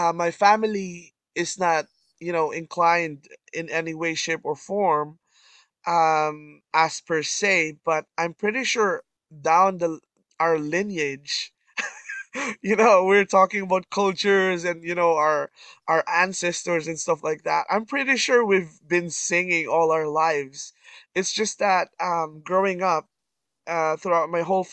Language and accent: English; Canada; I'm from Canada